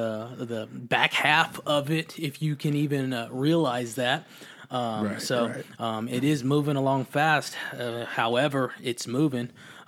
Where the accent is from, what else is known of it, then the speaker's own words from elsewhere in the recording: Austin, Texas, United States; also born or lived in Lockhart, Texas; and as my name states, I was born in Austin as well.